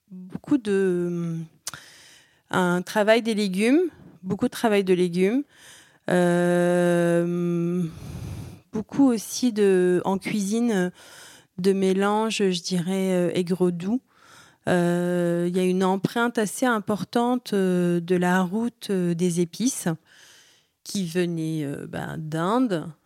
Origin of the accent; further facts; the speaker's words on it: Aleppo, Aleppo Governorate, Syria; born there; Alors moi je suis née, moi je suis née à Alep.